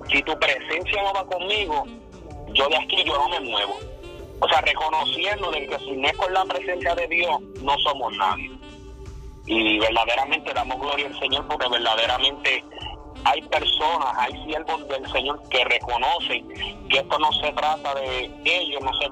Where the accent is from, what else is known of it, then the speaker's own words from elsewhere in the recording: central Puerto Rico, Puerto Rico; now in United States; de nacionalidad, perdón, este, somos de Puerto Rico, este, somos del centro del corazón de la isla, habituado Puerto Rico. Y solamente llevamos 10 años por acá en en Estados Unidos